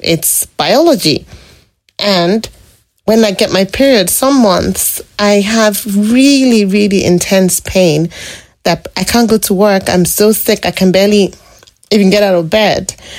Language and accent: English; Lagos, Nigeria; moved away as an adult; now in British Columbia, Canada; growing up in Lagos